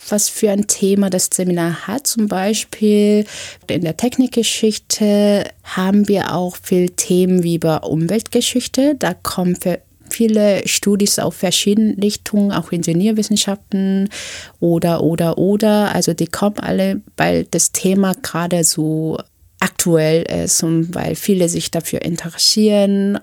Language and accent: German; South Korea; now in Berlin, Germany; Ich bin in Südkorea zur Schule gegangen, habe dementsprechend ein südkoreanisches Abitur